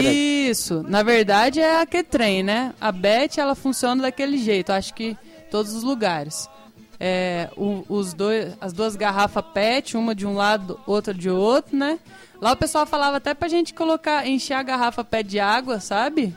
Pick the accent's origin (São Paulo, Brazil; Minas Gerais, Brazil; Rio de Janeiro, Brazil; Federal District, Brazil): Minas Gerais, Brazil; south of; now in São Jorge, Brazil; lá no sul de Minas, né? Sul de Minas. minha terra querida